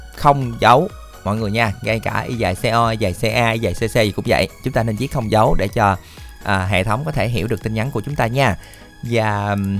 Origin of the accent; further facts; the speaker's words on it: Mỏ Cày, Bến Tre, Vietnam; quê thì ở mỏ cài